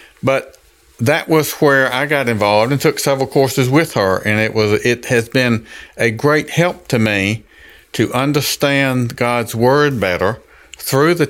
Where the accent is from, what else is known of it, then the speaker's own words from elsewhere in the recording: Jackson, Mississippi, United States; I was born in Jackson, Mississippi, grew up. Raised in the Catholic Church